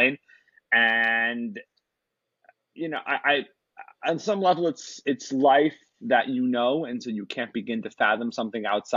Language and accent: English; Salt Lake City, Utah, United States; I was raised here in Salt Lake City